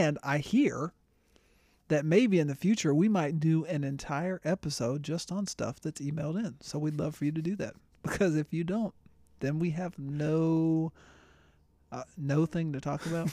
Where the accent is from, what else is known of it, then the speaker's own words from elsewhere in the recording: Florida, United States; moved away; I grew up in Florida